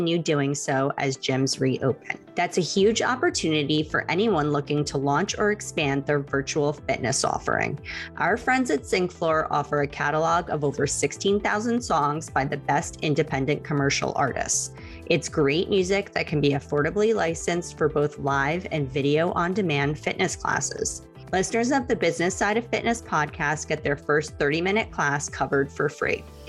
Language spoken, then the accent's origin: English; New York, United States; now in Miami, United States; I'm from New York, but I'm in Miami.